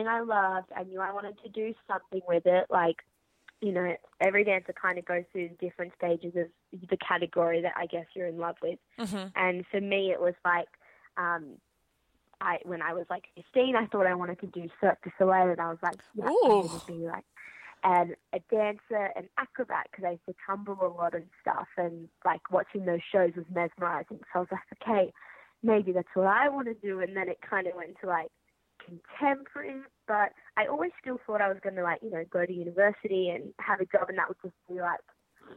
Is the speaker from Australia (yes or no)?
yes; Sydney, New South Wales, Australia; I'm from Sydney in Australia. Grew up there.